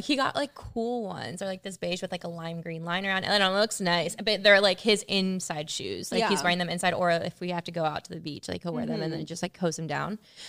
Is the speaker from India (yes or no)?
no; Wellington, Florida, United States; growing up in Wellington